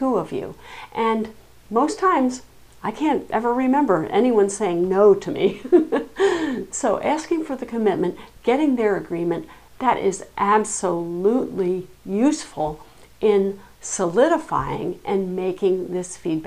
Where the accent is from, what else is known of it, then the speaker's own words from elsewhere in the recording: Nantucket, Massachusetts, United States; I come from Nantucket. We're an island